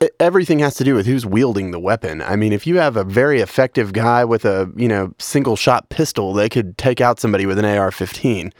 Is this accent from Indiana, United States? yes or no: no; Western Kentucky, United States; I'm from Western Kentucky